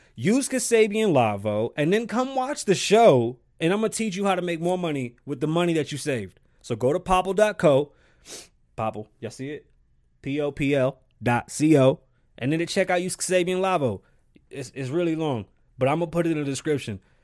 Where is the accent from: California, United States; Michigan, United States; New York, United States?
New York, United States; accent: New York; I'm from New York